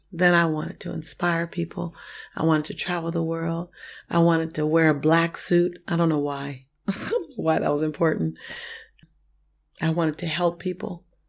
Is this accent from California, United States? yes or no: yes; Los Angeles, California, United States; I was born and raised in Hollywood